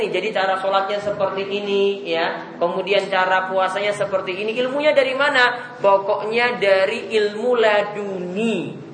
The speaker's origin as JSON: {"language": "Indonesian", "town": "Ambon", "region": "Maluku", "country": "Indonesia", "tie": "born or raised there", "said": "Ya, ini kalau di kampung saya di Ambon sana, mereka itu puasa hari pertama itu puasa"}